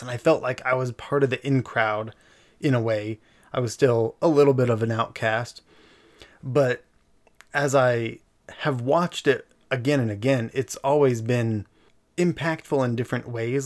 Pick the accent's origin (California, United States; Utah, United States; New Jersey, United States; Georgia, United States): Utah, United States; Eagle Mountain; We grew up in Eagle Mountain for a, a large part of our life.